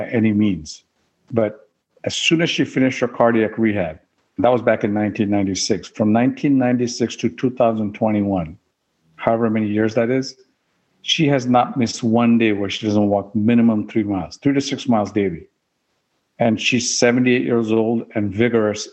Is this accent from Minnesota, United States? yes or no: no; Oklahoma, United States; moved away; I grew up in Oklahoma